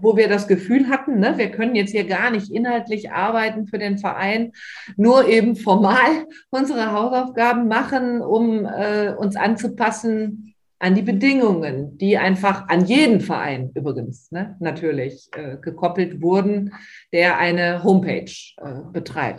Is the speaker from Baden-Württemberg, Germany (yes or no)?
no; Moers, North Rhine-Westphalia, Germany; Hier in meiner Heimatstadt Mörs leite ich ja auch einen ehrenamtlichen äh, Elterngesprächskreis für die DGHK